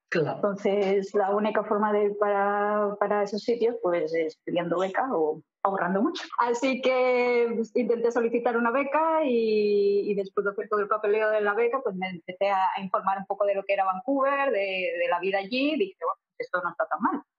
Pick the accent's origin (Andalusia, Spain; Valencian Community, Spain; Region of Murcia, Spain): Andalusia, Spain; Seville; moved away as an adult; also born or lived in Madrid / New York / London; now in Montreal, Canada; nacida en Madrid, pero criada en el sur, en Sevilla